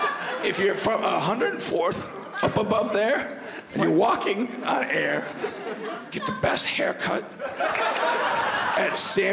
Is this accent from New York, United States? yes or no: yes; New York, United States; I'm from New York. I've lived here my whole life.